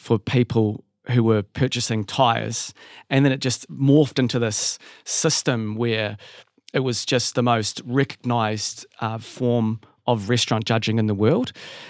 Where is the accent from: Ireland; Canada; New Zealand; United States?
New Zealand; moved away; I'd sort of didn't really see myself as a Kiwi anymore. I'd been away for so long.